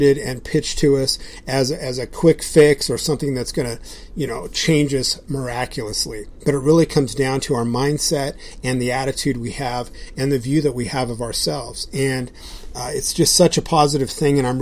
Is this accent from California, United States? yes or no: yes; Southern California, United States; now in Idaho, United States; I grew up in Southern California, I like to surf. But we live in Idaho now